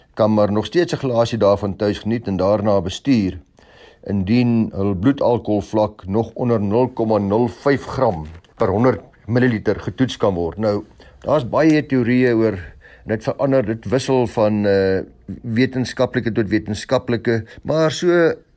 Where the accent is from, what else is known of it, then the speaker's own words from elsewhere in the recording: South Africa; ons as Suid-Afrikaners